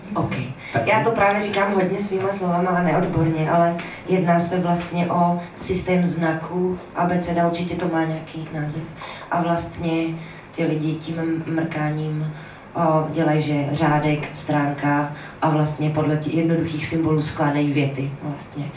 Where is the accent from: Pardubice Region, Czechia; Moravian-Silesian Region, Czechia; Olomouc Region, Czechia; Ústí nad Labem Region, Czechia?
Moravian-Silesian Region, Czechia; Veřovice; moved away as an adult; now in Prague, Czech Republic; je to taková malá vesnice, která se jmenuje Veřovice a je kousek od Frenštátu pod Ranhoštěm, Kopřivnice, Nového Jičín a, a tak dál. Říká se tomu Lašsko